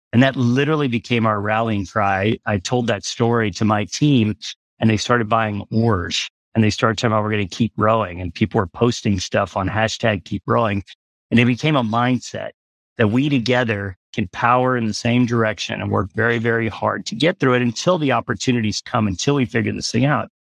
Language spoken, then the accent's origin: English; Galveston, Texas, United States; I grew up in Galveston.